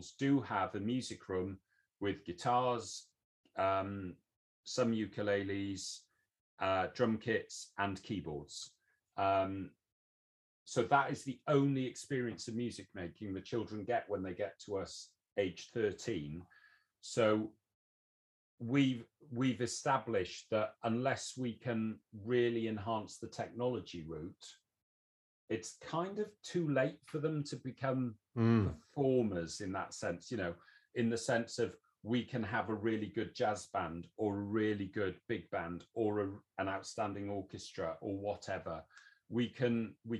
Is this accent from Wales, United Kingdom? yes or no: yes; Wales, United Kingdom; now in England, United Kingdom; I'm Welsh. I was born and brought up in Wales. I've moved into England